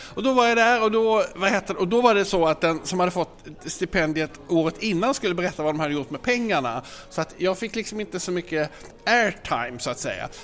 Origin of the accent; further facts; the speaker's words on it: Malmö, Skåne, Sweden; jag är ju då från Malmö